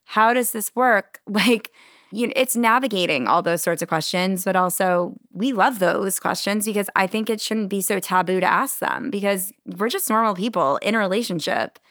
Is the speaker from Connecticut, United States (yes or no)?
yes; Connecticut, United States; moved away as an adult; also born or lived in New York City; now in Charleston, United States; I grew up in Connecticut